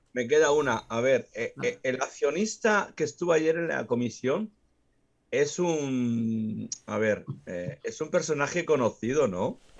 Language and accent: Spanish; Extremadura, Spain; vas a mi tierra, vas a Extremadura